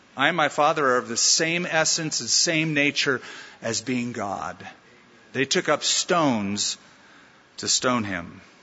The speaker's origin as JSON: {"language": "English", "country": "United States", "said": "as an American"}